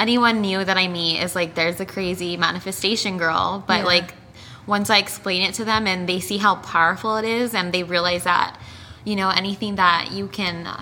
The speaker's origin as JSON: {"language": "English", "town": "El Paso", "region": "Texas", "country": "United States", "tie": "born or raised there", "moved": "as an adult", "lives_now": "Denver, United States", "said": "So I was born in Denver, Colorado. Shout out to Denver. I lived there for 6 years, and then I lived in El Paso, Texas for 14 years."}